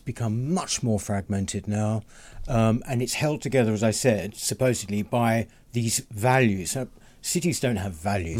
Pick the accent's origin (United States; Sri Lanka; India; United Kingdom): United Kingdom; London; moved away as an adult; I grew up, born and bred in London. I left it in nearly 2 years ago now. I still work here, but I left it to live.